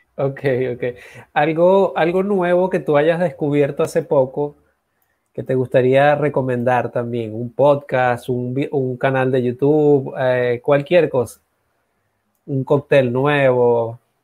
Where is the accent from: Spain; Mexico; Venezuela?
Venezuela; moved away as an adult; now in Dominican Republic; yo también soy, vengo de allá de Venezuela, tengo ya cuatro años, voy para acá, a estar acá en República Dominicana. Eh, por lo tanto, Venezuela es mi cuna, mi casa